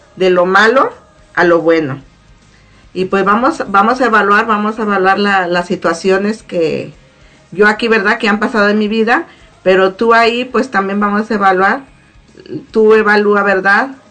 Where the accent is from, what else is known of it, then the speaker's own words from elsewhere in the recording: Zacatepec, Morelos, Mexico; also born or lived in Arcelia, Guerrero; now in Baton Rouge, United States; nací en Arcelia Guerrero, pero crecí en el estado de Morelos, específicamente en Zacatepec, Morelos